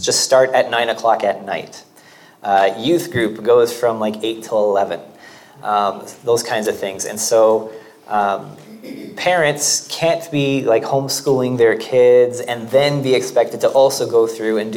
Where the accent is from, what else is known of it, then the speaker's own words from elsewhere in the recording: Canada; moved away as an adult; now in Portugal; I am Canadian